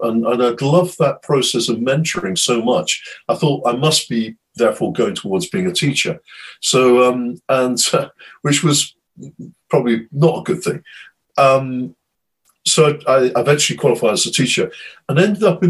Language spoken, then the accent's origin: English; United Kingdom; as a Brit